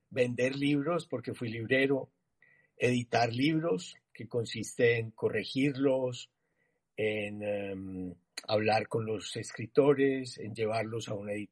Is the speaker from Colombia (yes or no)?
yes; Medellín, Antioquia, Colombia; born there; nací en Medellín hace 63 años